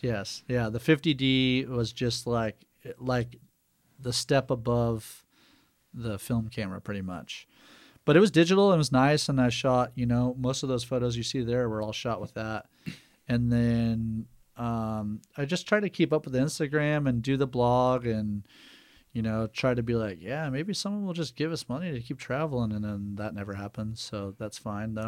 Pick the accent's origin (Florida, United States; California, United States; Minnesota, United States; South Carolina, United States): California, United States; Santa Cruz; moved away as an adult; also born or lived in Chicago; now in Helena, United States; born in Northern California.